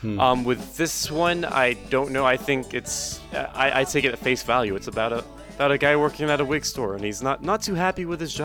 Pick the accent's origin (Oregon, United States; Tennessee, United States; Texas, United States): Oregon, United States; I'm from Oregon and I know something about trees.